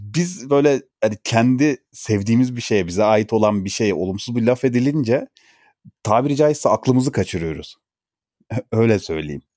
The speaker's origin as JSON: {"language": "Turkish", "country": "Turkey", "said": "kendim de mesela bir Türk olarak"}